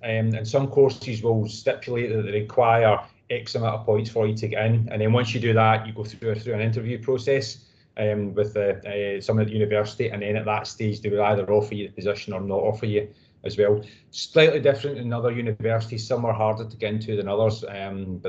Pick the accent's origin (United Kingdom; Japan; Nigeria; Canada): United Kingdom; Glasgow, Scotland; also born or lived in Northamptonshire; I'm from Glasgow, so I grew up in Glasgow and work in Glasgow as well there